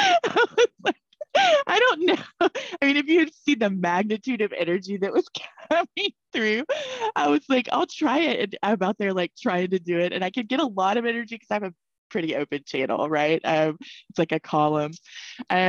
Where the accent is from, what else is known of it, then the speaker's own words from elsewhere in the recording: Dallas, Texas, United States; moved away; also born or lived in Colorado; I grew up in Dallas, Texas